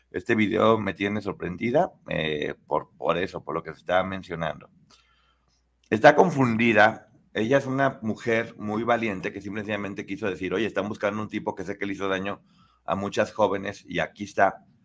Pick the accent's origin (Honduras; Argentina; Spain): Spain; me acojo como española a mi derecho de no revelar información por preservar mi integridad física y que he sido amenazada